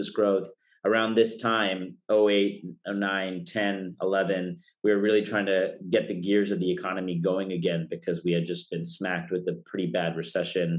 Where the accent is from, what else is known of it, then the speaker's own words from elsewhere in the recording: Fremont, California, United States; also born or lived in Washington, D.C.; I grew up here in the Bay Area in Fremont, went to the illustrious Mission San Jose High School